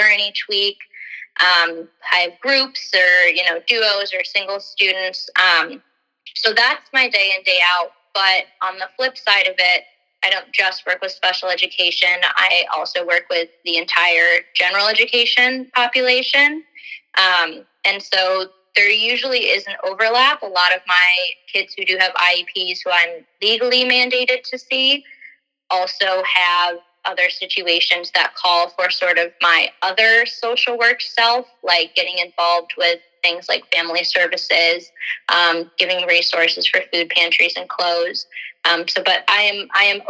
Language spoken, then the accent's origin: English; River Forest, Illinois, United States; I grew up in River Forest